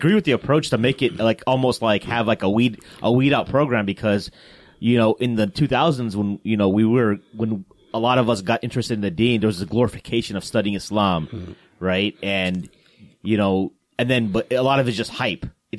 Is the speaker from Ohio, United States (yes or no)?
yes; Columbus, Ohio, United States; I'm from Columbus, actually.